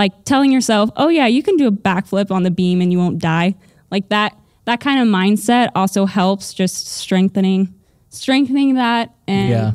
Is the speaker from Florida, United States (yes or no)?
no; Springfield, Missouri, United States; you guys were coming to my hometown, and I was like, what? Me? My hometown?